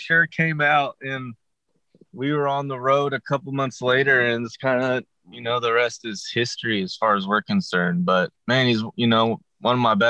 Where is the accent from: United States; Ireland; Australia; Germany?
United States; Tulsa, Oklahoma; also born or lived in Waco, Texas / Los Angeles; I was born and raised in Tulsa, Oklahoma